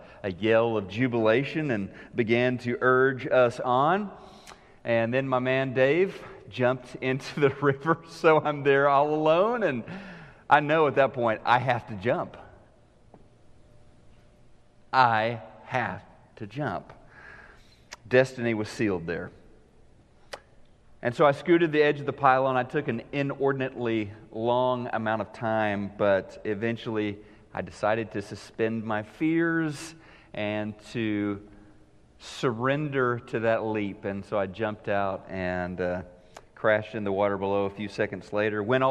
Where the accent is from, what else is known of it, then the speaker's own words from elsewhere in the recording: the Ozarks, United States; I was 16 years old, growing up in the Ozarks